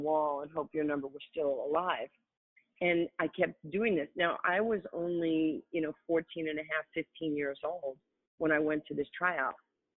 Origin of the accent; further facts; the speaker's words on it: New York, United States; I'm from New York.